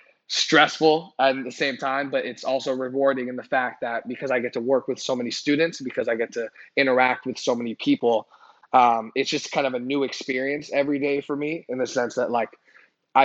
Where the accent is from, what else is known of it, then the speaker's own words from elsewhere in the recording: California, United States; also born or lived in Ottawa, Ontario, Canada; I was born actually in Canada, in Ottawa, Canada, Ottawa, Ontario, Canada. Mm-hmm. I moved to California when I was young. My dad got a job here, so we moved out here, but my roots are still out in Canada